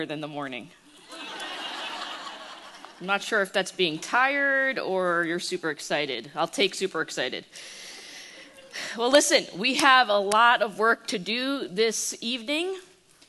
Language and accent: English; United States; accent: East Coast; moved away as an adult; now in Irving, Texas, United States; I was born and raised in the New York, New Jersey area. And so I bleed East Coast. Everything about me screams East Coast. It's in the way I talk